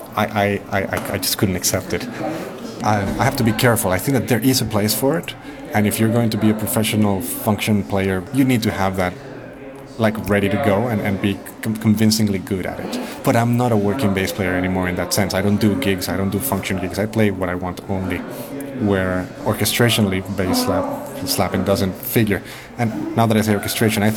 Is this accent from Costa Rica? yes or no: yes; Costa Rica; now in Manchester, United Kingdom; I was born in Costa Rica